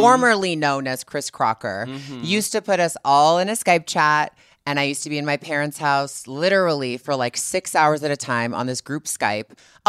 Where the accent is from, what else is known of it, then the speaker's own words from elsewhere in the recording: Canada; moved away; also born or lived in Los Angeles; being Canadian